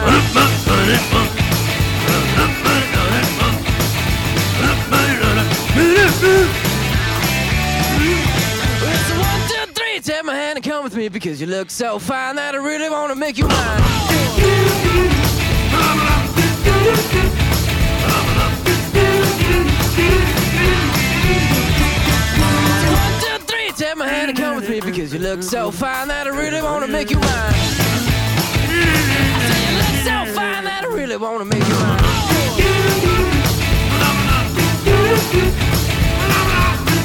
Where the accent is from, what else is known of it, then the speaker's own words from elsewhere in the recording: Manchester, North West England, United Kingdom; despite being a Mancunian